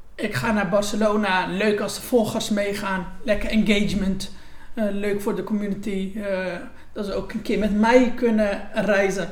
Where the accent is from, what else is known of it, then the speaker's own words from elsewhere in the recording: Gouda, South Holland, Netherlands; geboren en getogen in Gouda